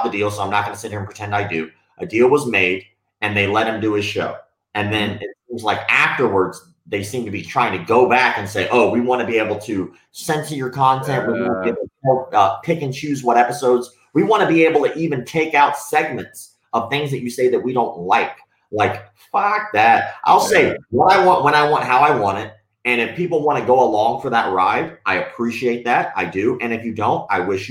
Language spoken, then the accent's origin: English; the South, United States; I'm from the South, and that was just kind of how I was raised